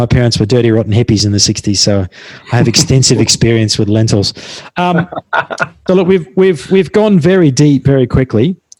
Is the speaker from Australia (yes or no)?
yes; Australia; I'm still Australian and I'm fundamentally quite primitive.